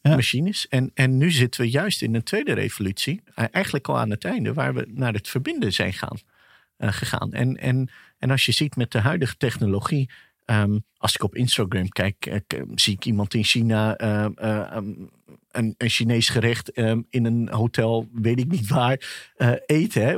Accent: Nieuwegein, Utrecht, Netherlands; born or raised there; Dutch is a second language; also born or lived in Pakistan

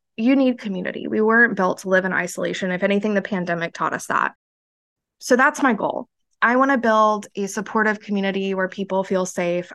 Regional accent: central Florida, United States; moved away; growing up in central Florida, Redneck Ville, teen pregnancy capital

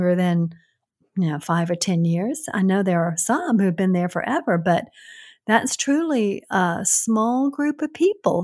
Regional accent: Brookhaven, Georgia, United States; also born or lived in Norcross, Georgia; I was born in Brookhaven, and we moved to Norcross when I was 11.

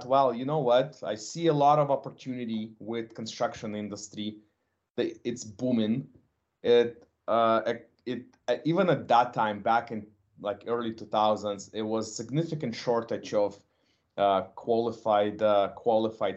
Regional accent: Ukraine; now in Canada; I'm originally from Ukraine

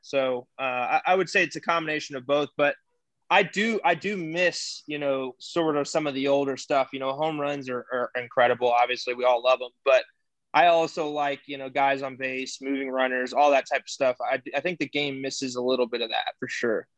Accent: Houston, Texas, United States; we're from Texas, I'm from Houston

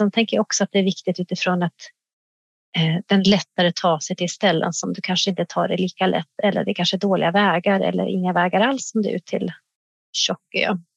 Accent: Jämtland, Sweden; Jag kan bara ta som ett exempel i den sameby där jag kommer ifrån, uppe i Jämtland, där använder vi ju drönare för att valla in renarna i gärdet.

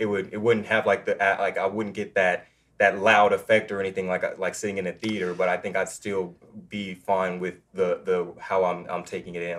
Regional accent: Austin, Texas, United States; moved away; I'm originally from Austin, Texas, so I grew up

